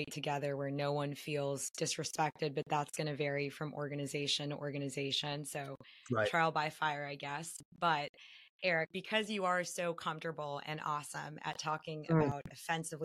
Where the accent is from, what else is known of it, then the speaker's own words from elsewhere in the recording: United States; I'm American